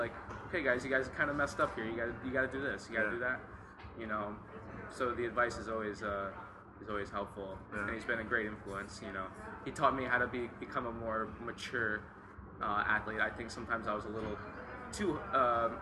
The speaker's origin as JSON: {"language": "English", "region": "New Jersey", "country": "United States", "tie": "born or raised there", "said": "I grew up in New Jersey"}